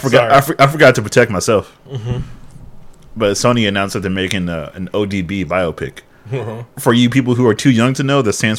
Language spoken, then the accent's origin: English; West Coast, United States; We're from the West Coast.